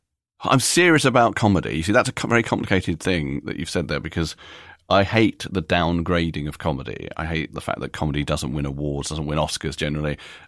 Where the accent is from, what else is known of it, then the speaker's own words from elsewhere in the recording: New York, United States; born there; and I was born in America, which we haven't mentioned, but I was born in New York and I've always felt a little bit American.